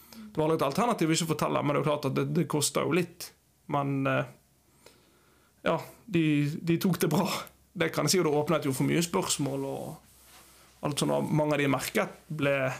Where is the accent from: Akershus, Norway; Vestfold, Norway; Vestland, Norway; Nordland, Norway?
Vestland, Norway; Bergen; moved away as an adult; also born or lived in Eastern Norway / Uganda; now in Kviteseid, Norway; Jeg er ja, født og oppvokst i Bergen.